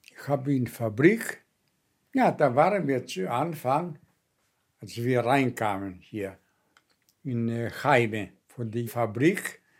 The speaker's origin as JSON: {"language": "German", "town": "Kefalonia", "region": "Ionian Islands", "country": "Greece", "said": "Meine Heimat, das ist eine Insel, in Adriatica, ja, äh, das Meer, das heißt Kefalonia."}